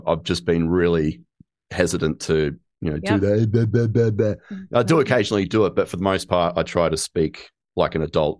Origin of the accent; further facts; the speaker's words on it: Australia; because I'm Australian.